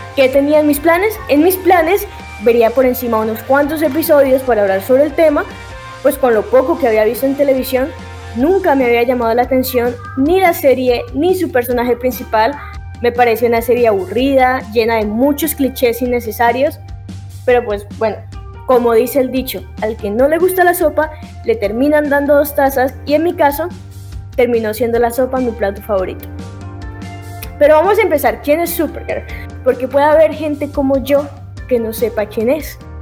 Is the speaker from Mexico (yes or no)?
no; Colombia; soy colombiana, pero se me pega lo mexicano